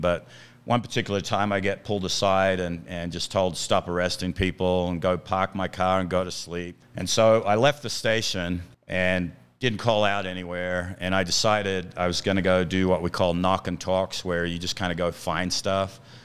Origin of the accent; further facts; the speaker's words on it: Australia; moved away as an adult; now in United States; I'm originally from Australia